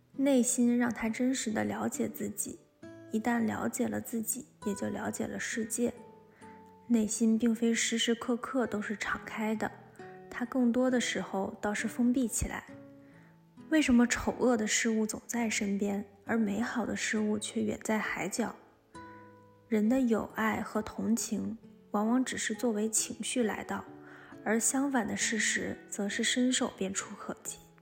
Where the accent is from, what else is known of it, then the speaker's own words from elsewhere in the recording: Changbai Mountain, Jilin, China; now in Beijing, China; 我出生在东北的长白山，现在在北京工作